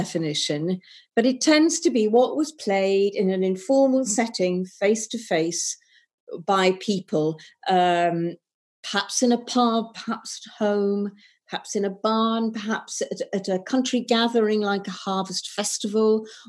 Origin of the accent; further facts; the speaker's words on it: Wigton, North West England, United Kingdom; I was born and brought up in Wigton